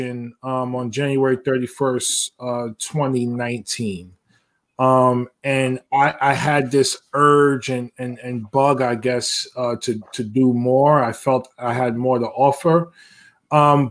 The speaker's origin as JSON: {"language": "English", "town": "New York City", "region": "New York", "country": "United States", "tie": "born or raised there", "said": "born and raised in New York City, Upper East Side, East Harlem section of Manhattan"}